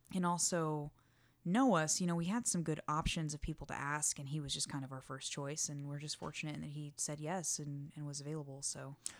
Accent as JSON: {"language": "English", "region": "Texas", "country": "United States", "said": "also from Texas"}